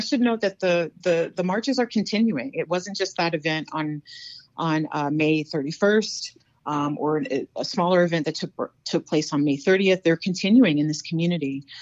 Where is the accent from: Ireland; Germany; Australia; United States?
United States; North Carolina; now in South Dakota, United States; I'm from North Carolina. Um, very proud of my Southern roots